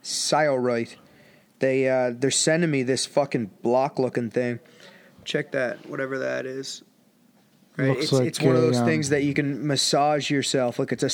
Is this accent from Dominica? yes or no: no; Canada; So... we're Canadians because we're from Canada.